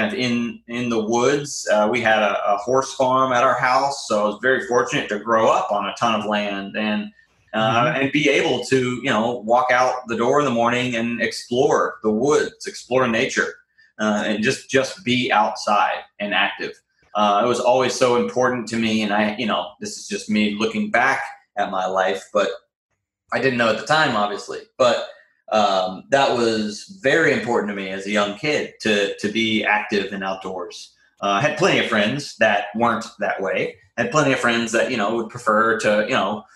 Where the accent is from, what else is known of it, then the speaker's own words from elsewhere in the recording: Raleigh, North Carolina, United States; I am born and raised in Raleigh, North Carolina